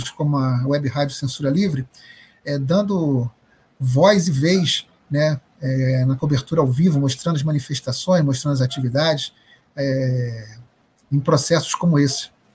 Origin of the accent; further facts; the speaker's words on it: Bahia, Brazil; Salvador, Bahia, minha terra. Não Salvador, mas a Bahia